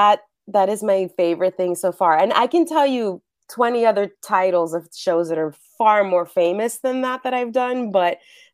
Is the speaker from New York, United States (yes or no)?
yes; New York, United States; now in Los Angeles, United States; I'm originally from New York, been living in LA a really long time.